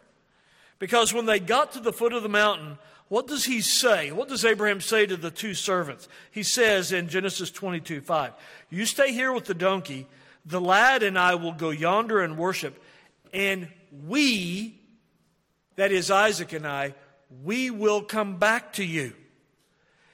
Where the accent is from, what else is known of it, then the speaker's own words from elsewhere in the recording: Oklahoma, United States; We're from Oklahoma